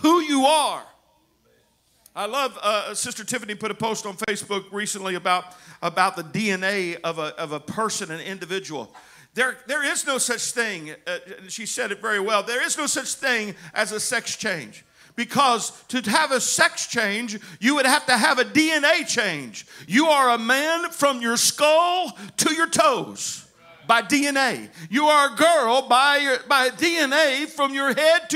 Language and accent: English; United States; our family is Scotch Welsh, not Scotch Irish. And then I have a little bit of Cherokee Indian in me, amen. But I'm American